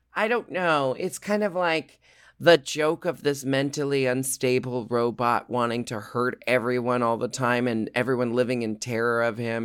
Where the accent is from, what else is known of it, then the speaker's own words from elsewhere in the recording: Portland, Oregon, United States; I grew up in Portland, Oregon.